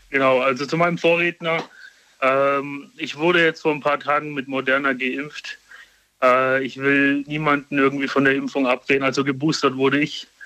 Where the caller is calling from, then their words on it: Karlsruhe, Baden-Württemberg, Germany; Also, ich komme aus Karlsruhe.